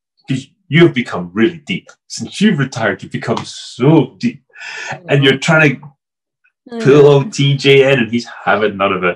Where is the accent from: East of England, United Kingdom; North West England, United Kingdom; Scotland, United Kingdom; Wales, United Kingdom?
Scotland, United Kingdom; I'm Scottish